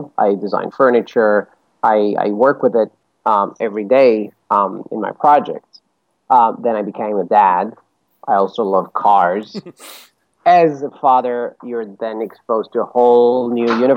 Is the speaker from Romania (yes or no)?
yes; Bucharest, Romania; moved away as an adult; also born or lived in Chicago; now in New York, United States; I grew up in Romania, in Bucharest. I was born and raised there, went to college there. And right after college, my wife and I moved to Chicago